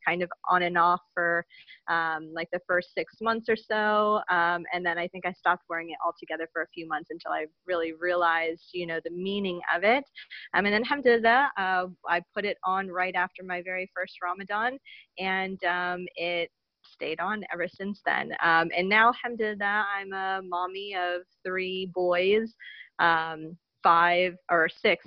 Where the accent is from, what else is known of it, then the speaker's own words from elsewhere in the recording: United States; I'm an American revert to Islam